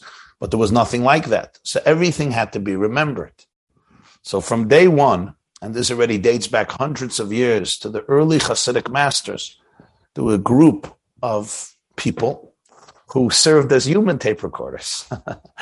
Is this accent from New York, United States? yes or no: yes; New York City, New York, United States; I was born in Brooklyn, New York, in 1972.